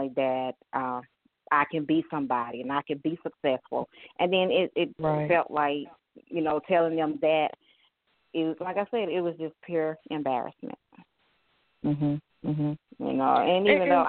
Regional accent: Winston-Salem, North Carolina, United States; now in Key West, United States; I'm originally from Winston-Salem, North Carolina

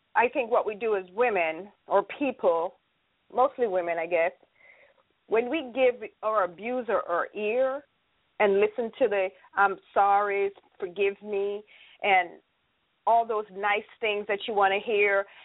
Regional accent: Jamaica; now in United States; I am from the beautiful island of Jamaica

